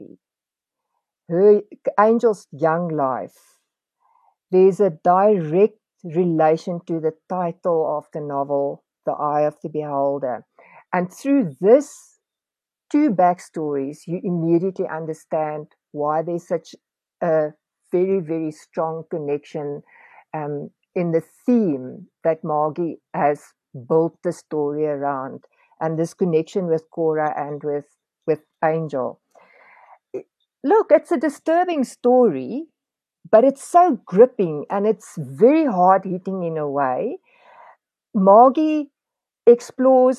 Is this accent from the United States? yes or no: no; South Africa; as a South African living in this time